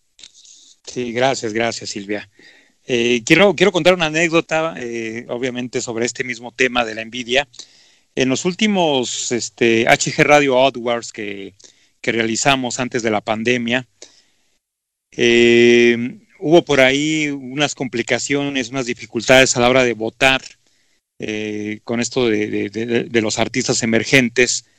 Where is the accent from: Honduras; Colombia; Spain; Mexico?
Mexico; así somos los mexicanos